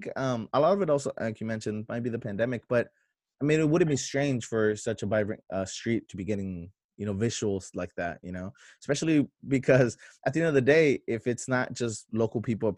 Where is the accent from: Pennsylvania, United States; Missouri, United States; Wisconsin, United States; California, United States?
California, United States; National City; also born or lived in Chula Vista; I grew up in National City, but I went to Chula High.